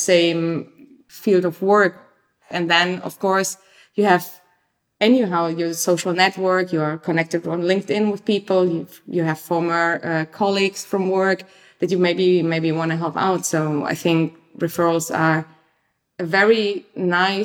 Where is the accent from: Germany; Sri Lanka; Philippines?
Germany; moved away as an adult; also born or lived in Leipzig / London / Paris / New York; now in Amsterdam, Netherlands; I'm from Germany. I studied in Leipzig, lived many places around the globe, London, Paris, New York, before I came to Amsterdam.